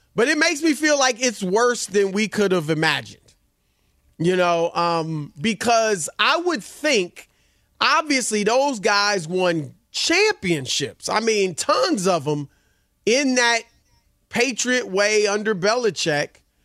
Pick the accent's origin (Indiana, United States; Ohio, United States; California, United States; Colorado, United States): Indiana, United States; Indianapolis; moved away; as a kid growing up in Indianapolis